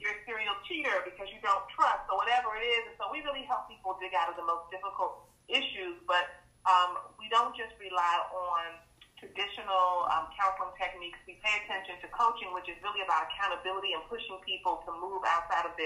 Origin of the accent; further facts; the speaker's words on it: Fort Washington, Maryland, United States; I was born in D.C., but raised in Fort Washington, Maryland